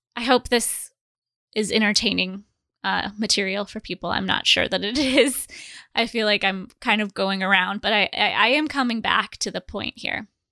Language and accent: English; Fort Dodge and Manson, Iowa, United States; So we moved, my mom and I moved from Fort Dodge to Manson. So I had to start over at school. I was, started in seventh grade